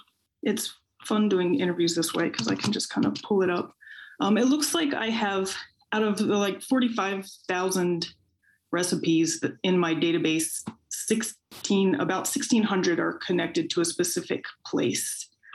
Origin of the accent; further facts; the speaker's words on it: Beltsville, Maryland, United States; I grew up in Beltsville in PG County, and I didn't really think of Maryland as the South.